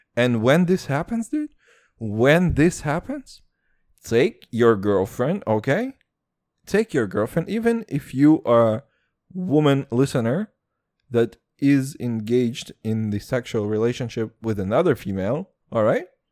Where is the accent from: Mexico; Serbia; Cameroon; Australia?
Serbia; accent: Serbian and American